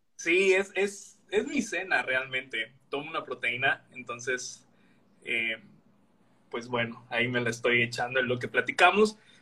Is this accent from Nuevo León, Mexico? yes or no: no; Veracruz, Mexico; moved away as an adult; now in Villahermosa, Mexico; Yo soy veracruzano, pero estoy en Villahermosa